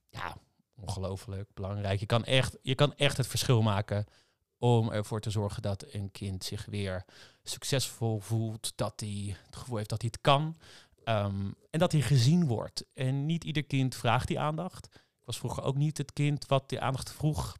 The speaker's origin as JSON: {"language": "Dutch", "town": "Rotterdam", "region": "South Holland", "country": "Netherlands", "said": "Ik kom uit Rotterdam."}